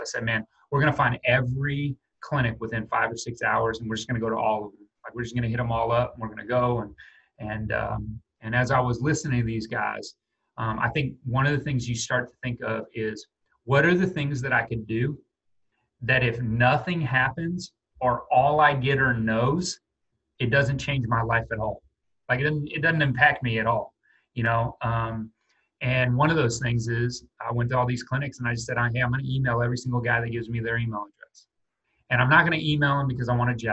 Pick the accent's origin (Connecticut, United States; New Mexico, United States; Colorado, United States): New Mexico, United States; Albuquerque; moved away; I'm from Albuquerque, New Mexico